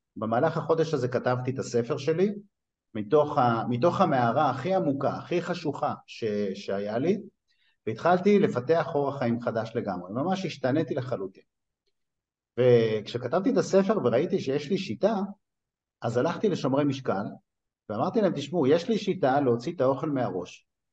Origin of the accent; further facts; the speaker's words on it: Netanya, Central District, Israel; also born or lived in Tripoli, Libya (ancestry); אני טריפוליטאי מנתניה